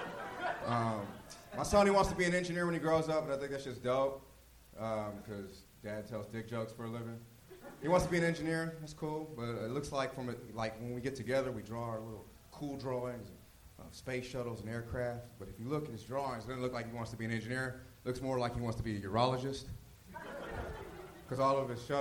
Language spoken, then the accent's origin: English; Glendale, California, United States; moved away as an adult; also born or lived in Inglewood, California / Salt Lake City, Utah; now in Los Angeles, United States; I was born and raised in Glendale and Inglewood